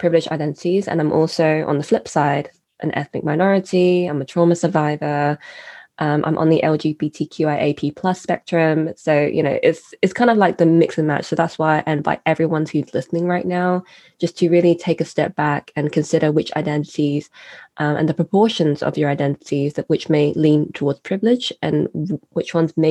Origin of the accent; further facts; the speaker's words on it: United Kingdom; I am a British-born citizen